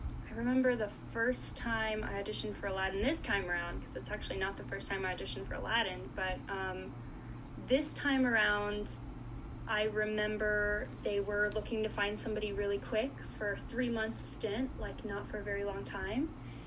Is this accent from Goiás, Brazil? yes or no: yes; Goiânia, Goiás, Brazil; born there; So in Goiânia, it's a city close to Brasília, the capital, sort of. It's like 3 hours away. But it's like the Nashville of Brazil.